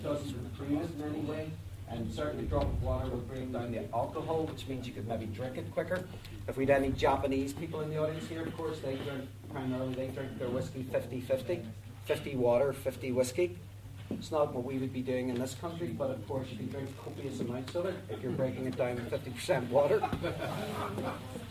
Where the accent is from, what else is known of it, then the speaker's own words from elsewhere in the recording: Belfast, Northern Ireland, United Kingdom; I'm from Belfast.